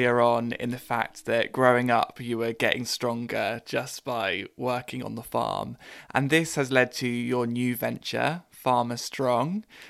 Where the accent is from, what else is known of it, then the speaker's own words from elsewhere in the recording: Devon, South West England, United Kingdom; we're both from Devon